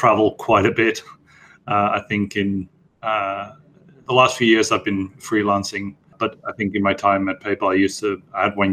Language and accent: English; Netherlands; moved away as an adult; now in London, United Kingdom; I'm from Dutch Italian descent, and I've lived my entire life in the Netherlands. So I live in London right now